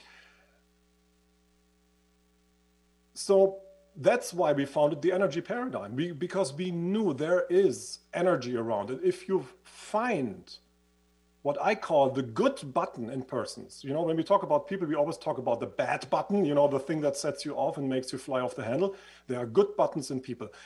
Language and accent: English; Switzerland; accent: Swiss; moved away; as you can hear from my accent, I used to live in Switzerland. I was studying in Switzerland